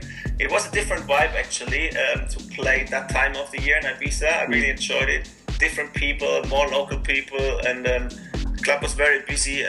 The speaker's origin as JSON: {"language": "English", "town": "Mannheim", "region": "Baden-Württemberg", "country": "Germany", "tie": "born or raised there", "said": "here in my hometown in Mannheim"}